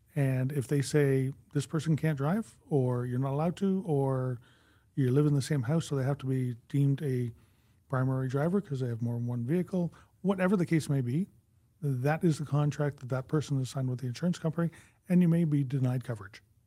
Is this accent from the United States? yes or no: no; Canada; we are Canadian